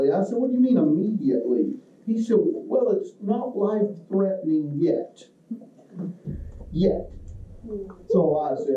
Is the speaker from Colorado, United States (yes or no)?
no; Kentucky, United States; I come from Kentucky, so I think self is a noun all by itself.